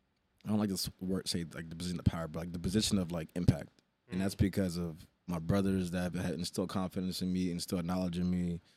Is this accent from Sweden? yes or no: yes; Sweden; born there; Nah, I was born in Sweden.